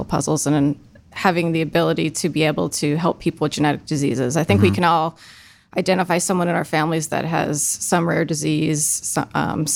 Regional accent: Eastern Pennsylvania, United States; moved away as an adult; now in Ohio, United States; I grew up in Eastern Pennsylvania

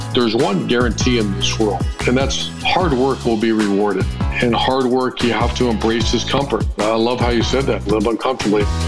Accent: Springfield, Ohio, United States; I grew up in Springfield, Ohio

